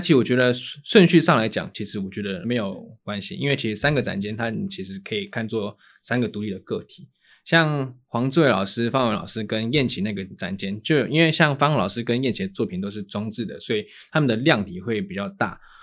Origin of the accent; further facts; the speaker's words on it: Taiwan; 那是真的我们的台湾的母语